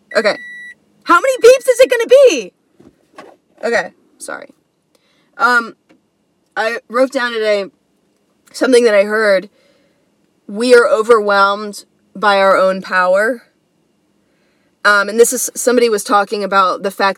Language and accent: English; United States; being an American, you know, being born as an American